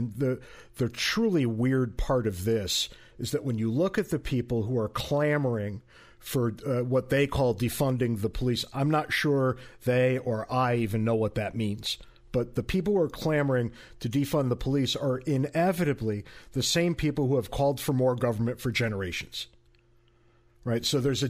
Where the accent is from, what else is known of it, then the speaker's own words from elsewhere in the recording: Connecticut, United States; because even where I grew up in Connecticut all those years ago